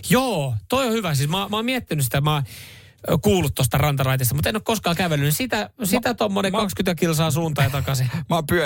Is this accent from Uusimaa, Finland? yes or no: yes; Vantaa, Uusimaa, Finland; Mä oon Vantaalta lähtö, lähtö, lähtöisin, niin totta, me ollaan sitten tiimi.